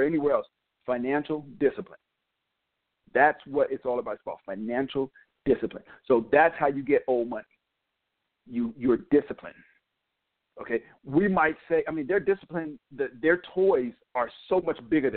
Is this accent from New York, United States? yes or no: yes; New York, United States; also born or lived in North Carolina / Connecticut; now in Georgia, United States; I born in North Carolina, grew up in New York, spent a long time in Connecticut. Now I'm in Georgia.